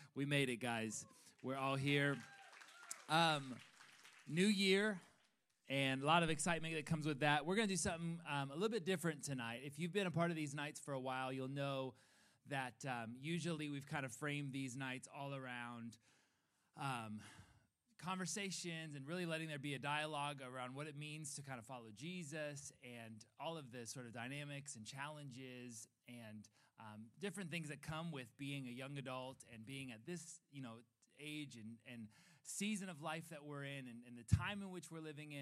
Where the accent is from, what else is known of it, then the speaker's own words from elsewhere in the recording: Chicago, Illinois, United States; moved away as an adult; now in California, United States; my wife and I are from um, Chicago. We're still claiming that, even though we've been in California for seven years now.